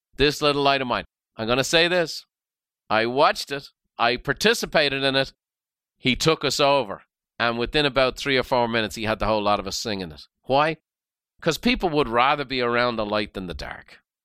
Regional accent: Ireland; now in United States; Irish by birth and very proud of it

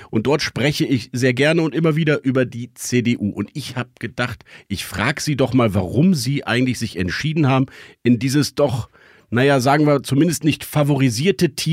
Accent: Rhineland, Germany; Wir Rheinländer haben das bei uns frühzeitig schon

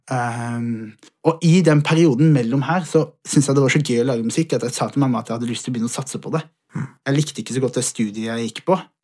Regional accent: Vegårshei, Agder, Norway; jeg fikk muligheten til å, til å vokse opp på et sånt sted

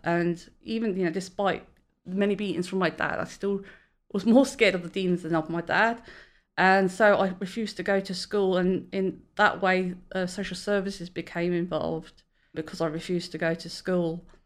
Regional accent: London, United Kingdom; now in Great Yarmouth, United Kingdom; I'm originally a Londoner, but I live in Great Yarmouth

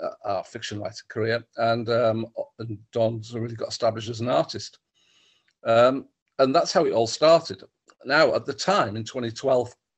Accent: Stockton-on-Tees, North East England, United Kingdom; I grew up in Stockton, not in the jail

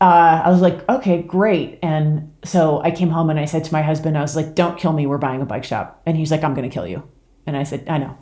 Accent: rural Washington State, United States; moved away as an adult; also born or lived in Louisiana / Midwest; now in Boulder, United States; I grew up in, uh, rural Washington State, so born and raised in the P N

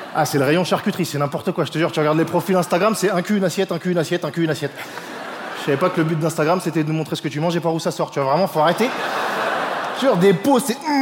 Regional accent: France; je suis français

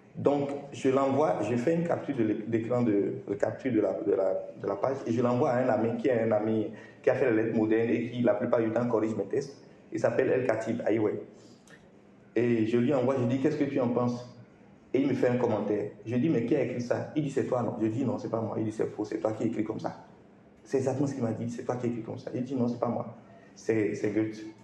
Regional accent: Benin; je suis béninois

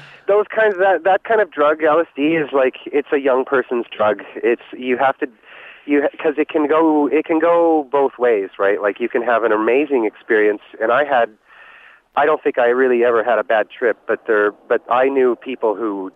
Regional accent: Regina, Saskatchewan, Canada; I grew up in Regina

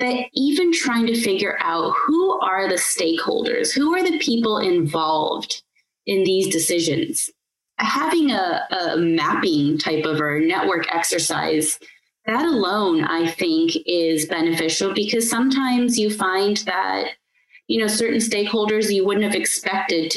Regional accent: United States; moved away; I hail from America and that's where I studied urban planning

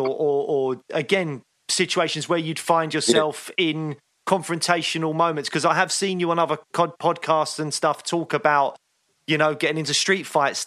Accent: England, United Kingdom; we're English

